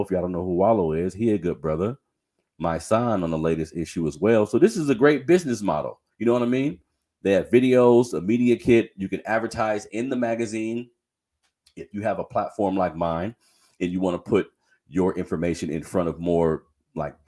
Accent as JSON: {"language": "English", "town": "Sacramento", "region": "California", "country": "United States", "tie": "born or raised there", "said": "a lot of the men that I grew up with in Sacramento, I am in Sacramento, California, for everybody that's listening elsewhere. I've been saying that that's my home city, South Sacramento to be exact."}